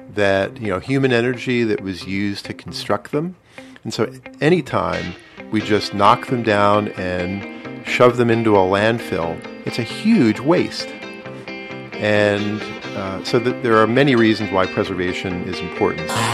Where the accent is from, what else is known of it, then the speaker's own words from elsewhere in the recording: Philadelphia, Pennsylvania, United States; I grew up in the Burr Home section of Northeast Philadelphia.